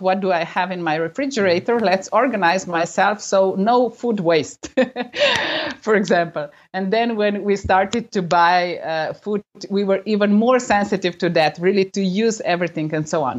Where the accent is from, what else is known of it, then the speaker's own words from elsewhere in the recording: Slovenia; I'm coming from Slovenia, the country of 2 million people altogether.